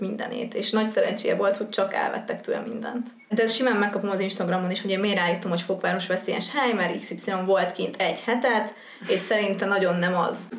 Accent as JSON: {"language": "Hungarian", "country": "Hungary", "also_born_or_lived": "Győr / Cape Town", "lives_now": "Budapest, Hungary"}